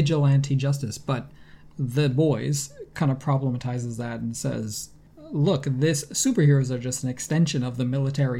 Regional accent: Rochester, New York, United States; Rochester, New York, which is my hometown

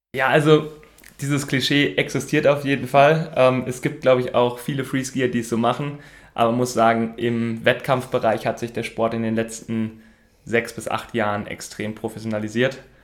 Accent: Sprockhövel, North Rhine-Westphalia, Germany; ich komme aus Sprockhöfe, das liegt so am südlichen Rand vom Ruhrgebiet.

